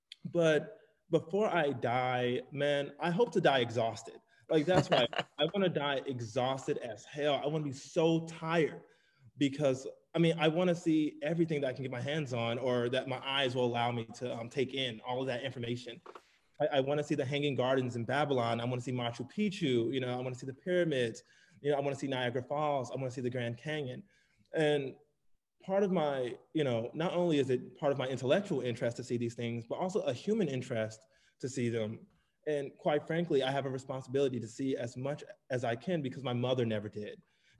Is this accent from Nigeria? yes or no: yes; Nigeria; also born or lived in United Kingdom; now in United States; We have two opposing identities, you know, being Nigerian and then, you know, coming to the States. And then, you know, also by way of the UK as well.